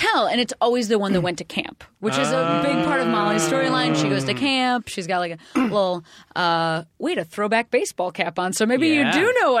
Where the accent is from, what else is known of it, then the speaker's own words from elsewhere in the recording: Illinois, United States; Western suburbs of Chicago.